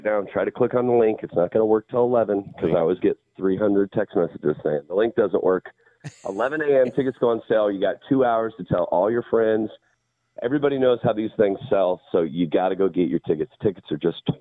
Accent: the Northwest, Pacific Northwest, United States; growing up in the Northwest

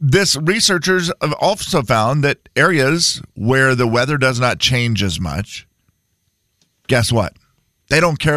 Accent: Harrington, Washington, United States; Growing up in Harrington, everybody burnt their leaves.

